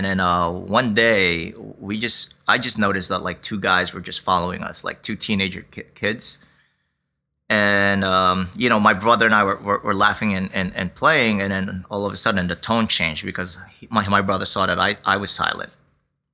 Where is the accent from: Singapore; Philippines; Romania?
Philippines; now in Brooklyn, New York, United States; in the Philippines, we wore our school uniform, a button down shirt, shorts